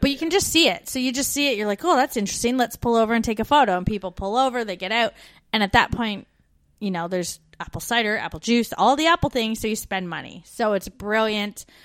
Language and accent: English; Brantford, Ontario, Canada; born or raised there; moved away as an adult